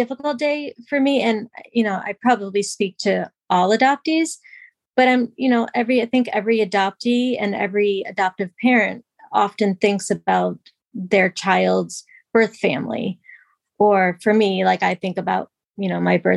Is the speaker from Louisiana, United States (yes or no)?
no; New York, United States; moved away as an adult; now in Massachusetts, United States; I grew up in New York and I now live in Massachusetts